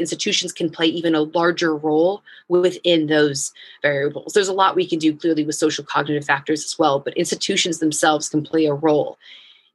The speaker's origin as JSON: {"language": "English", "country": "United States", "moved": "as an adult", "lives_now": "Iraq", "said": "as an American and as a female"}